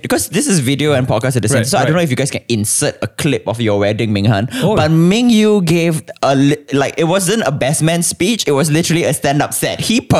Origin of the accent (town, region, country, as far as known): Singapore